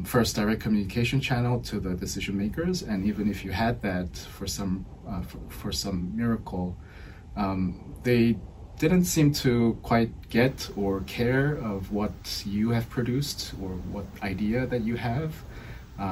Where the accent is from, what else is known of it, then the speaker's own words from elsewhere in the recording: Seoul, South Korea; moved away; I'm originally from Seoul, South Korea.